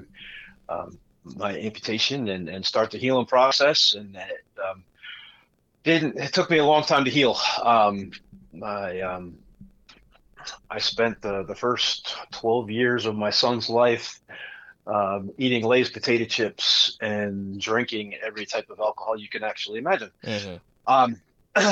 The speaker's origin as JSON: {"language": "English", "region": "Connecticut", "country": "United States", "tie": "born or raised there", "moved": "as an adult", "lives_now": "Missouri, United States", "said": "I grew up in Connecticut"}